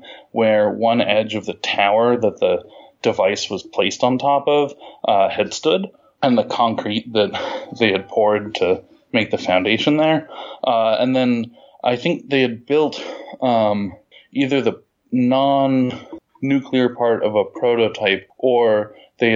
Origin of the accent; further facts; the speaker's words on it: California, United States; moved away as an adult; now in Pittsburgh, United States; My sister and I were raised in California